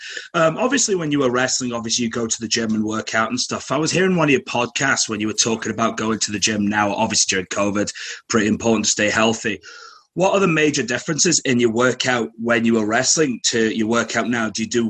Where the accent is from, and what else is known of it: Manchester, North West England, United Kingdom; now in Glasgow, United Kingdom